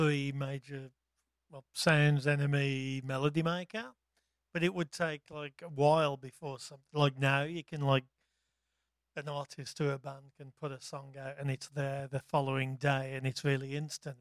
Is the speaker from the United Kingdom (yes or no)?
yes; Wolverhampton, West Midlands, United Kingdom; I'm from Wolverhampton